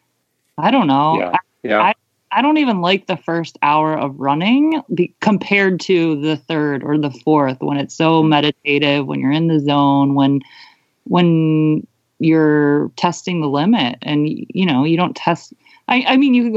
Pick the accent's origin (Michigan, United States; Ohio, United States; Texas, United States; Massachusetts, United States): Ohio, United States; Cleveland; also born or lived in Melbourne, Australia; That's where I'm from. Like, I'm from Cleveland originally